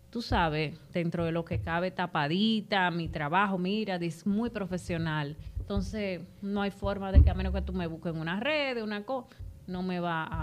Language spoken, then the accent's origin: Spanish; Jaina, Duarte, Dominican Republic; Susi y yo venimos de Jaina, de, mi mejor amiga de quinto grado.